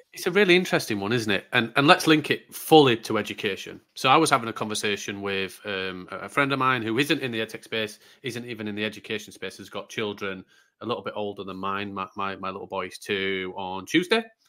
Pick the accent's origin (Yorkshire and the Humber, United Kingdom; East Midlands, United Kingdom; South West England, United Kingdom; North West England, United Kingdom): Yorkshire and the Humber, United Kingdom; I'm from Yorkshire, still love it